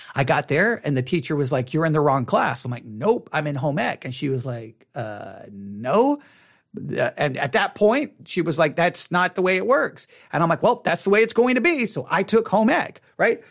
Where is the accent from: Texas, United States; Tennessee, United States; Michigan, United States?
Texas, United States; Buffalo Gap; also born or lived in Abilene, Texas; Buffalo Gap, Texas is where I grew up for the, a, a good portion of my life